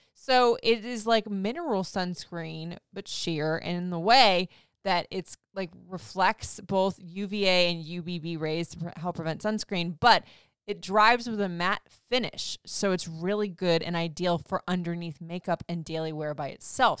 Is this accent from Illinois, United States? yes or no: no; Florida, United States; moved away; growing up in Florida